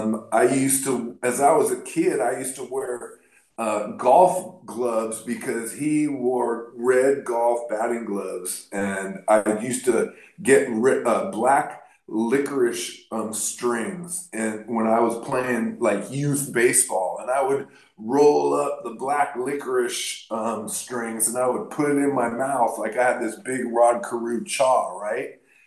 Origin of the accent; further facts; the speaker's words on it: Palm Springs, California, United States; my days as a kid growing up in Palm Springs